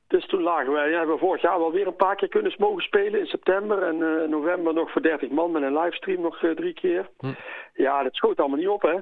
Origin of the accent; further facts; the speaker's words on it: Uden, North Brabant, Netherlands; ik ben in Uden opgegroeid, in Ude